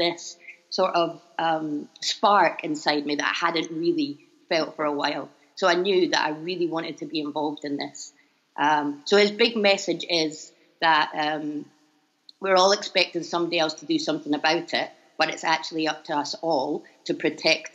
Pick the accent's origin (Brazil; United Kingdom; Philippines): United Kingdom; Edinburgh, Scotland; moved away as an adult; also born or lived in Japan / Libya / China / Tanzania; now in Bangkok, Thailand; you'll probably tell I'm from Scotland, so I hope you can all understand me. I'm from Edinburgh.